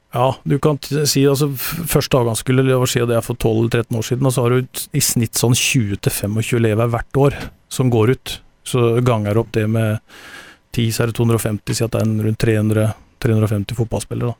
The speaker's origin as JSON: {"language": "Norwegian", "region": "Telemark", "country": "Norway", "said": "jeg er telemarking"}